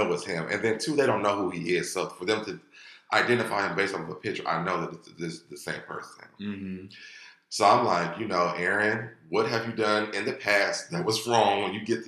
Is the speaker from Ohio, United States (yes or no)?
yes; Ohio, United States; moved away; We're both from Ohio